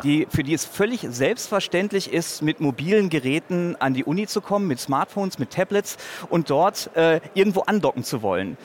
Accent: North Rhine-Westphalia, Germany; in meiner Heimatstadt an der Universität

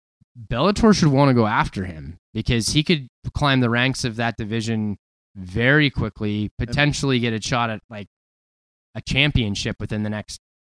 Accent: Spokane, Washington, United States; Brady's from my hometown of Spokane, Washington. I'm not trying to be a hometown homer here.

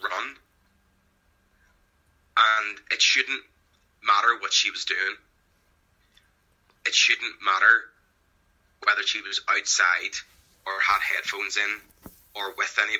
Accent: Northern Ireland, United Kingdom; I consider myself to be an Irish person. I am also a British person. I have dual identity that way. Same as many people here.

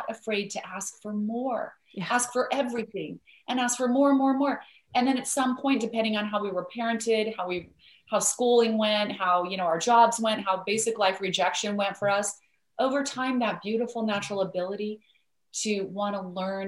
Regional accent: Idaho, United States; I grew up in Idaho where there are lots of potatoes

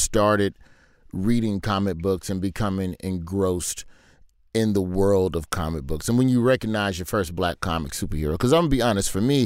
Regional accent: Birmingham, Alabama, United States; growing up in Birmingham

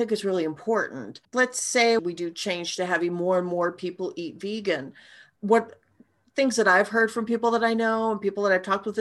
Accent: Montana, United States; I grew up in Montana. I grew up in the city.

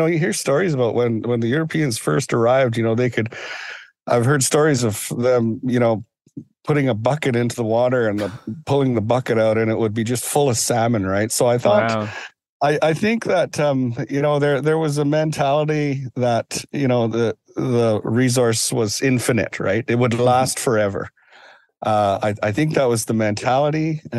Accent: British Columbia, Canada; as a young boy and growing up in Gixan territory and in Tsimshian territory, I was always taught that you only took what you needed

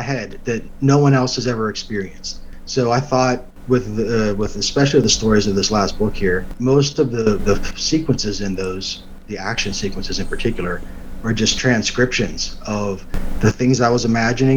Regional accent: Baden, Pennsylvania, United States; moved away as an adult; also born or lived in California / Utah / North Carolina; now in Tennessee, United States; The town I grew up outside of Pittsburgh was called Baden

